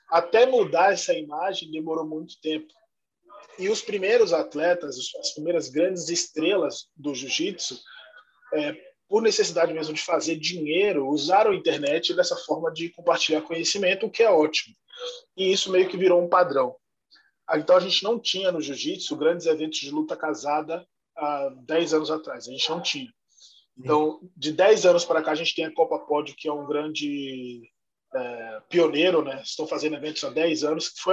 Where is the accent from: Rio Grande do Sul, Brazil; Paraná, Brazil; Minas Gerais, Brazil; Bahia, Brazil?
Bahia, Brazil; Salvador; now in São Paulo, Brazil; eu sou de Salvador, Bahia. Moro em São Paulo há nove anos e eu vim para cá para começar um projeto social.